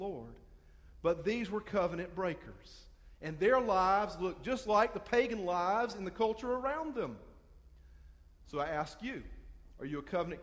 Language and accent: English; Hartsville, South Carolina, United States; I'm from Hartsville. We come from Darlington County